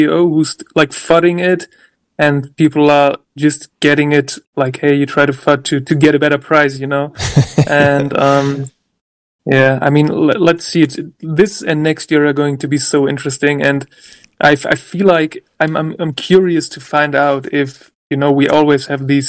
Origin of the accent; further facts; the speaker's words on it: Germany; I'm from Germany yet, but I'm from Germany.